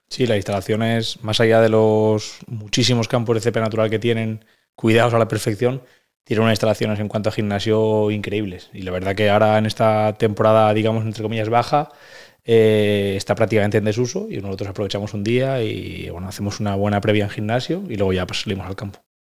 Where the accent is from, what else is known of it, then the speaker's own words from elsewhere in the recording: Valencian Community, Spain; moved away as an adult; soy valenciano